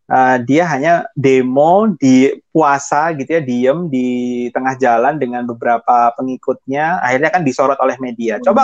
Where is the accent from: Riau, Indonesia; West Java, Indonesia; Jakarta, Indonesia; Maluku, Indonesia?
Maluku, Indonesia; Ambon; saya kan dengan saya ini beda secara fisik dengan teman-teman saya di Ambon gitu